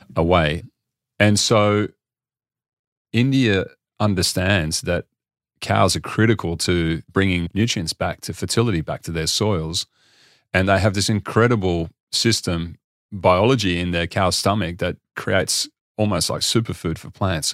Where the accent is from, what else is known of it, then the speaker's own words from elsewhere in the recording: Australia; I'm actually from Australia